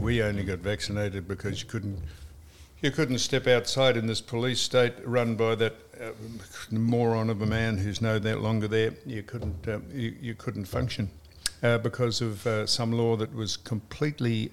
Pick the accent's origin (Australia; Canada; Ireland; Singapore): Australia; we are Australian